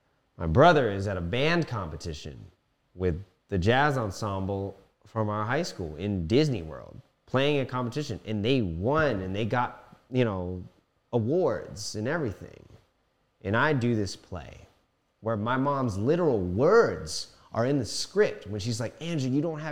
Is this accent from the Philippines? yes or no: yes; Philippines; Ako is me. Pinoy is Filipino. I am Filipino.